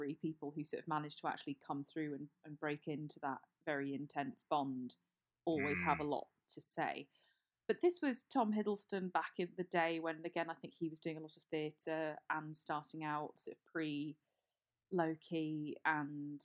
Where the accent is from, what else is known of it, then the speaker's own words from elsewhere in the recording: Hampshire, South East England, United Kingdom; I grew up in Hampshire